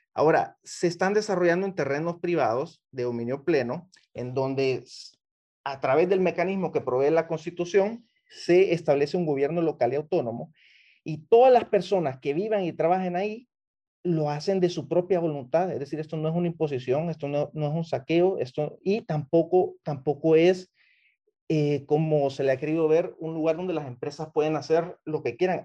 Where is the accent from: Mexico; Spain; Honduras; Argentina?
Honduras; Yo como ciudadano hondureño